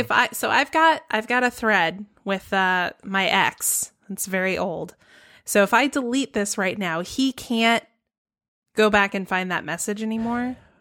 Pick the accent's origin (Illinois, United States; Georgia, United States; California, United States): Georgia, United States; my home state of Georgia